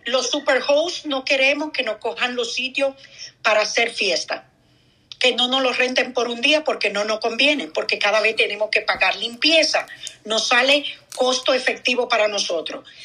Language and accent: Spanish; Dominican Republic; moved away; soy dominicana yo tengo familia en República